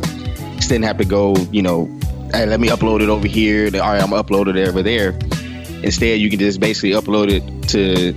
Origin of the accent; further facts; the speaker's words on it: Beaumont, Texas, United States; I'm from Beaumont and it never snows.